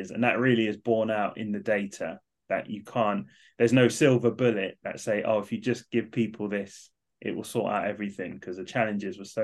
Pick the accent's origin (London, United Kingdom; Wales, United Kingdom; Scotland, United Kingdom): London, United Kingdom; now in Manchester, United Kingdom; So I moved from London up to Manchester. I was definitely the only Southerner